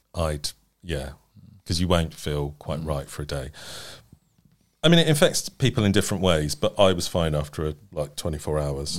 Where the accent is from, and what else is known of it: United Kingdom